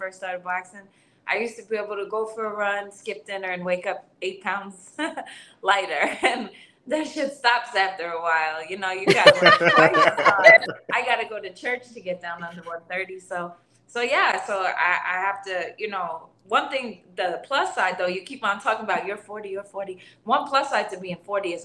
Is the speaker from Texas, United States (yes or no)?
no; New York City, New York, United States; I grew up in Garrison Beach, just like a really like a working class, lower class community.